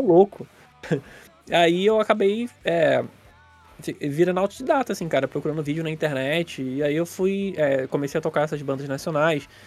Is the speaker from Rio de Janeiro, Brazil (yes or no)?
yes; Nova Iguaçu, Rio de Janeiro, Brazil; a gente aqui de Nova Iguaçu